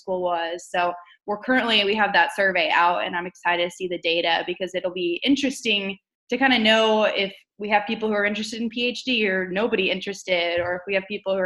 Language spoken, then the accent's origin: English; Missouri, United States; moved away; I'm originally from Missouri, so I'm excited to be back in the Show Me State.